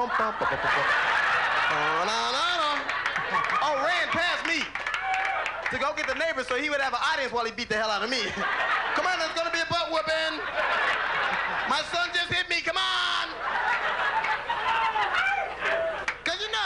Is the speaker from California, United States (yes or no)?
yes; Los Angeles, California, United States; I grew up in Los Angeles in a gang